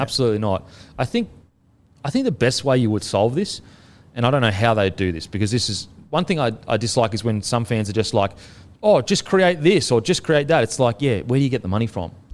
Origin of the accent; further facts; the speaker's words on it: Queensland, Australia; being a Queenslander growing up there, I have a connection to it.